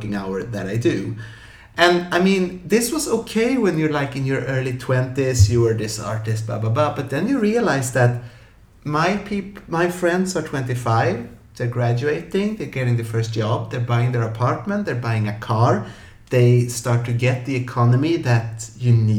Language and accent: English; Sweden; stay in my hometown